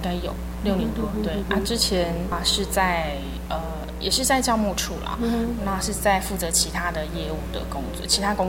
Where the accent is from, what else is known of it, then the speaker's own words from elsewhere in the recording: Hualien County, Taiwan; 我从小在花莲长大，是原属花莲的北埔教会。